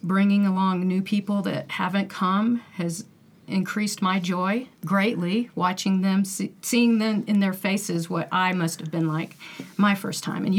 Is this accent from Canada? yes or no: no; Simpsonville, South Carolina, United States; I'm from Simpsonville, South Carolina. Holy Cross is my church home.